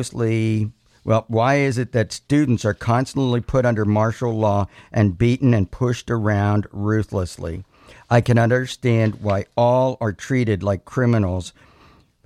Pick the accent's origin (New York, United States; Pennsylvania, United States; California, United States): Pennsylvania, United States; Butler County; I came from Butler County, Pennsylvania